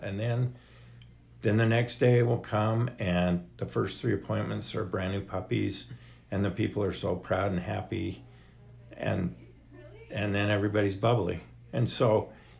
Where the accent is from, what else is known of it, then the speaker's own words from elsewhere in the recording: Ogden, Utah, United States; I grew up in Ogden, and my dad was a vet